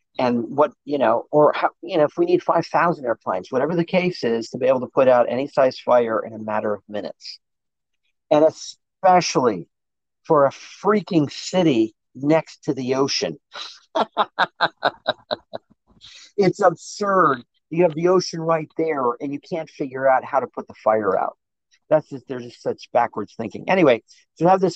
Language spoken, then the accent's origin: English; India; moved away as an adult; I grew up in India, I was, at 18, I was in India, I was a little Buddhist monk studying